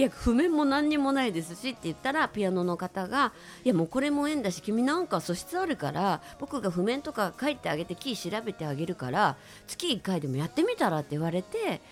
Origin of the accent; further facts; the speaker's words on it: Osaka, Japan; moved away as an adult; also born or lived in Tokyo; 私大阪出身なんですけれども